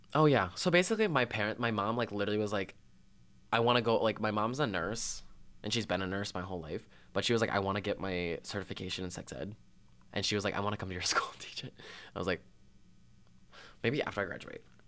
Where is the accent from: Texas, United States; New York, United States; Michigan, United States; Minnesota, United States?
Minnesota, United States; Belle Plaine; moved away as an adult; I come from Belle Plaine, which was a town of seven thousand. Seven thousand. Seven thousand measly souls. Um, and I went all the way through preschool to graduation, the same school district